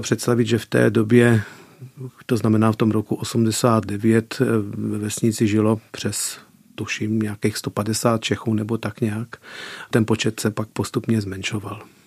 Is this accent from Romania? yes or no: yes; Peregu Mare, Arad County, Romania; first language Czech; moved away as an adult; now in Czech Republic; Vyrůstal jsem v české komunitě, která se nachází ve vesnici Velký Perek nebo Peregu Mare rumunsky